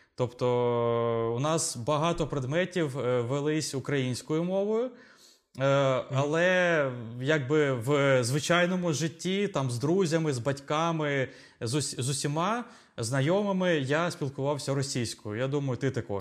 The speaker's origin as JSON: {"language": "Ukrainian", "town": "Zaporizhzhia", "region": "Zaporizhzhia Oblast", "country": "Ukraine", "said": "ми обидва з України, ми українці, Запоріжжя"}